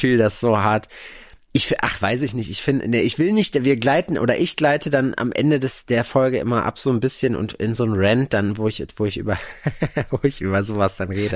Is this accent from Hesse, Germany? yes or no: no; North Rhine-Westphalia, Germany; born or raised there; moved away